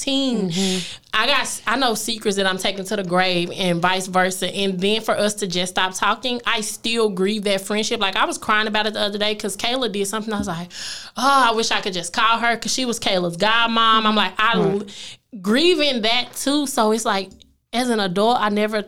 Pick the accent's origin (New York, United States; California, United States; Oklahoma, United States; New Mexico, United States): Oklahoma, United States; east side of; moved away; also born or lived in Highland Hills, Dallas, Texas / Duncanville, Texas; Even where I'm from in Oklahoma, I'm literally from the east side of Oklahoma